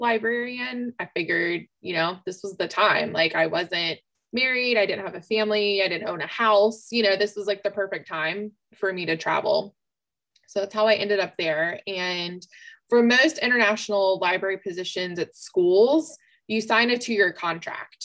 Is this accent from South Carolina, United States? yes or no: yes; Columbia, South Carolina, United States; moved away as an adult; also born or lived in Spartanburg, South Carolina / Marshall Islands / Union County; I am a Columbia native, born and raised, a Richland District 2 kid.